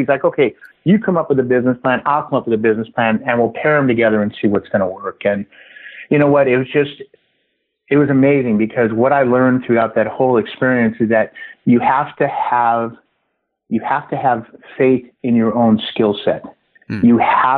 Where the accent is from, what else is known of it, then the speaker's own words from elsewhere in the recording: San Diego, California, United States; now in Orange County, United States; I grew up in San Diego.